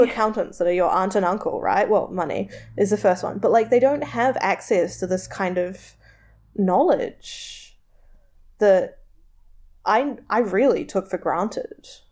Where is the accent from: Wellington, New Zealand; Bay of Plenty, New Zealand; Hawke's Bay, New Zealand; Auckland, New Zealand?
Bay of Plenty, New Zealand; Tauranga; it's where I'm from, it's the largest port around, like, it does good, it creates a lot of jobs, my hometown